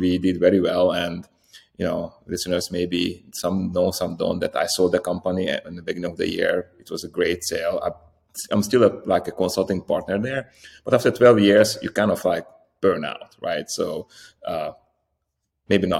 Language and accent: English; Slovakia; I'm Hungarian from Slovakia.